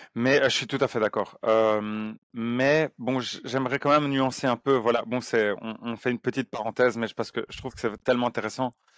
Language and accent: French; Belgium; on est belge